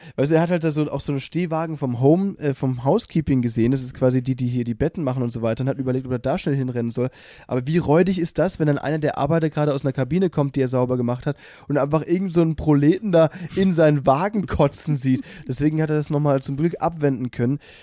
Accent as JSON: {"language": "German", "region": "Baden-Württemberg", "country": "Germany", "said": "Ich bin ja aus Baden-Württemberg"}